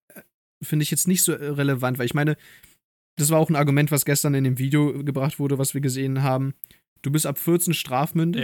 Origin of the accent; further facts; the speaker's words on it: Germany; ich wurde hier in Deutschland geboren